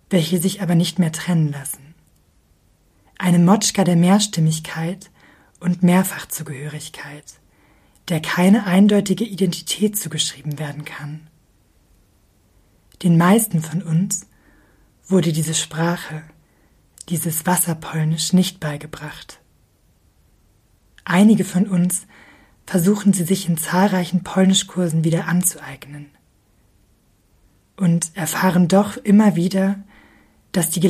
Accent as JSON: {"language": "German", "country": "Germany", "tie": "born there", "said": "Wir sind alle in Deutschland geboren"}